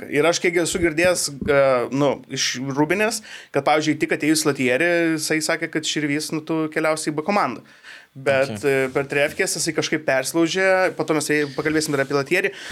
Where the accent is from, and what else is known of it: Vilnius, Vilnius County, Lithuania